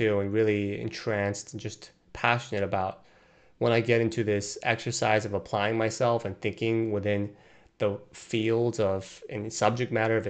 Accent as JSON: {"language": "English", "country": "Brazil", "tie": "born or raised there", "also_born_or_lived": "Korea", "moved": "as an adult", "lives_now": "United States", "said": "I was born in Korea, but I moved to Brazil when I was two. And I grew up there, attending an American school while growing up in a Korean household. And while all while being in a Brazilian culture and environment."}